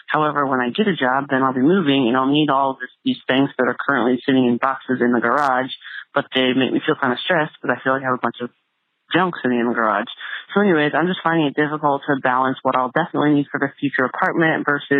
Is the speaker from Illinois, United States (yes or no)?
yes; Centralia, Illinois, United States; I'm from Centralia, Illinois.